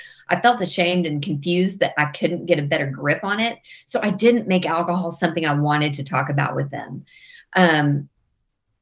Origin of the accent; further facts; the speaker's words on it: West Texas, United States; I grew up in West Texas, kind of grew up in the Bible Belt in West Texas